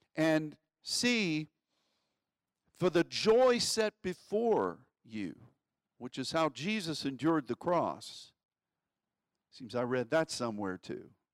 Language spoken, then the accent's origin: English; United States; as an American